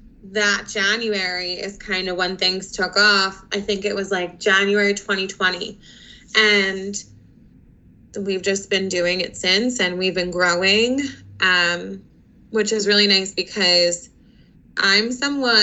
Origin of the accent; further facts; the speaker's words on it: Conshohocken, Pennsylvania, United States; also born or lived in West Chester, Pennsylvania; I am currently a resident of Conshohocken. I grew up in the area most of my life. I went through school at Colonial School District